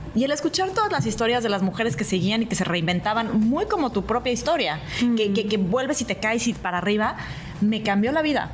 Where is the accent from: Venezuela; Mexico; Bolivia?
Mexico; no parezco mexicana